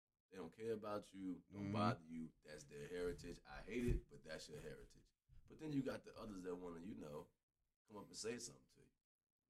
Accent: Atlanta, Georgia, United States; I'm from Atlanta. Douglasville, where this happened, that is not far from where I grew up and went to high school at.

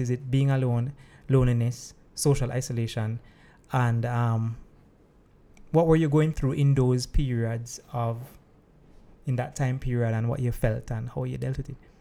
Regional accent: Saint Andrew, Jamaica; The lovely parish of Saint Andrew. Ah, that's good. I am too. Uh, born and bred

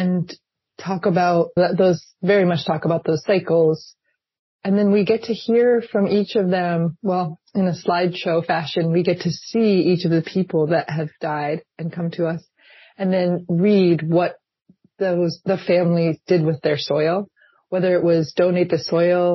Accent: New Hampshire, United States; now in Seattle, United States; I grew up in New Hampshire

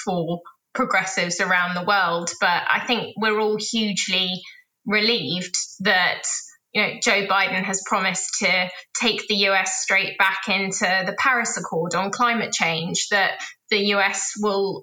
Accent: London, United Kingdom; as a Londoner

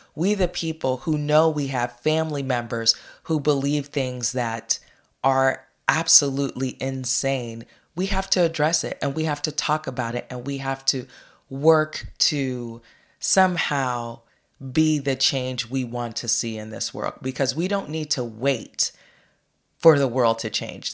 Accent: United States; we as American people

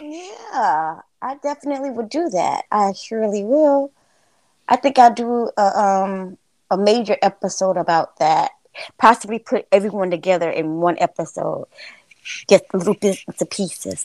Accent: Florida, United States; I'm um from Florida

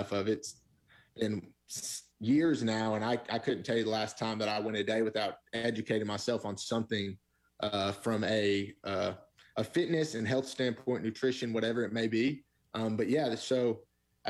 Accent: the South, United States; Christians growing up in the South

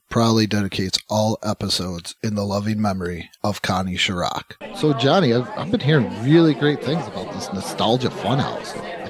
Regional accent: New York, United States; accent: New York; now in Texas, United States; I used to love the New York accent until I moved to Texas. And people are like, where are you from? And at first, I made the mistake of saying New York.

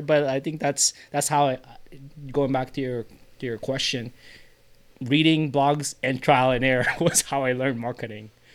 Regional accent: Philippines; as a Filipino Asian guy

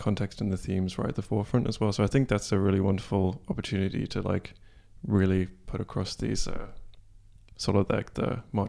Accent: England, United Kingdom; now in Bergen, Norway

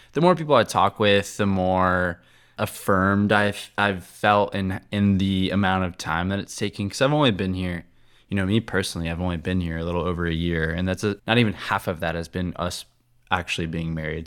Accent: Cincinnati, Ohio, United States; moved away as an adult; now in Charlotte, United States; I'm from Cincinnati

